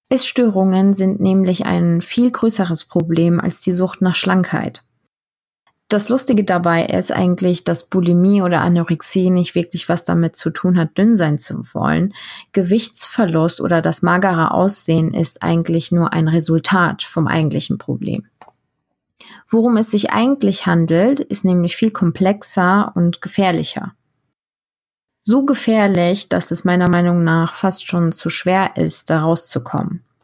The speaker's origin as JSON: {"language": "German", "town": "Heidelberg", "region": "Baden-Württemberg", "country": "Germany", "tie": "born there", "also_born_or_lived": "Turkey", "said": "Ich bin in Heidelberg geboren und habe zwischendurch immer wieder mal in der Türkei gelebt."}